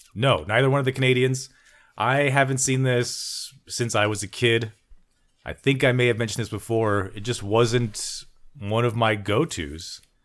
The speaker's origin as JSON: {"language": "English", "region": "Texas", "country": "United States", "said": "I'm your Texan"}